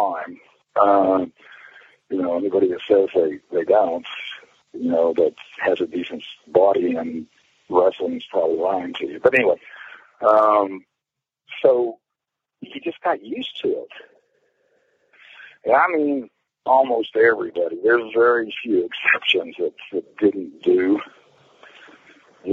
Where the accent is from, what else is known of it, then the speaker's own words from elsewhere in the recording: Cape Town, Western Cape, South Africa; moved away; in my hometown, Cape Town